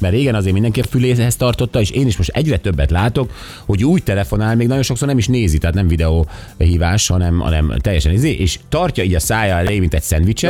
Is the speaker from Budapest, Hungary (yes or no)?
yes; Budapest, Hungary; én úgy nőttem fel, hogy Budapest tele volt hamutartóval